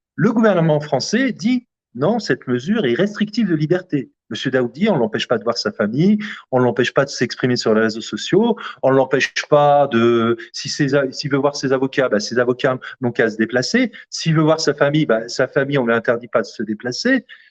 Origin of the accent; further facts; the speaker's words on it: Algeria; also born or lived in Corbeil-Essonnes, France; now in France; l'Algérie, qui est mon pays d'origine